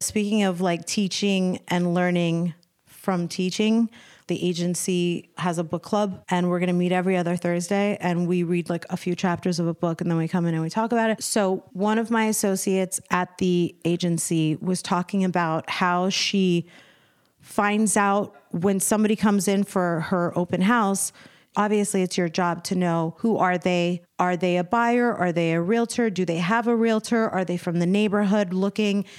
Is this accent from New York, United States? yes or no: no; Arlington, Virginia, United States; also born or lived in Washington, D.C.; now in Los Angeles, United States; I'm from Virginia, Washington, D C